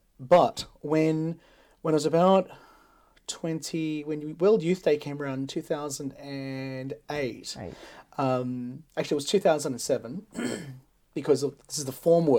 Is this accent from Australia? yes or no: yes; Sydney, New South Wales, Australia; growing up in St. James Forest Lodge Glebe, right, there's no youth. I was it.